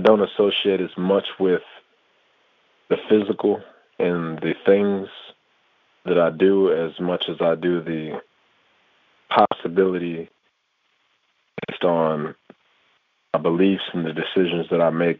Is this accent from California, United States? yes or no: no; Michigan, United States; I'm from Michigan